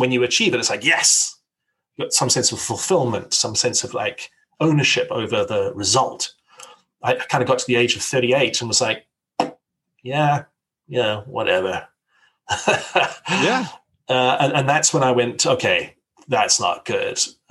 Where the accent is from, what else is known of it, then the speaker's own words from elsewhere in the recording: South Africa; I grew up in South Africa